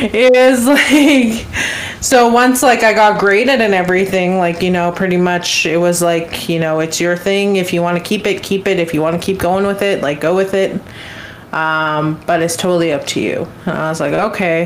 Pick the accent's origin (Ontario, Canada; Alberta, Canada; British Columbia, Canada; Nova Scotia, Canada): Alberta, Canada; Fishing Lake Metis Settlement; first language English; I'm from Fishing Lake Metis Settlement